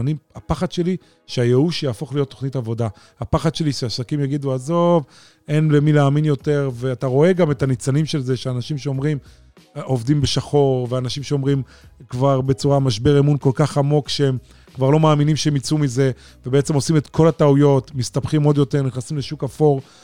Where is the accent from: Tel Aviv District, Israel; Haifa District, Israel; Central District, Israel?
Tel Aviv District, Israel; Holon; גדלתי והתחנכתי בעיר חולון